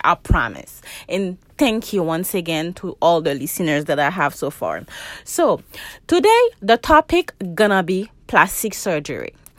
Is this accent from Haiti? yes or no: yes; Haiti; now in United States; I'm from Haiti